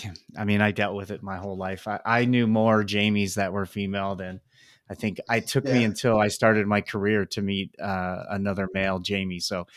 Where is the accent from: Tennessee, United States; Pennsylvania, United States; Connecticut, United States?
Pennsylvania, United States; eastern; moved away; my home state of Pennsylvania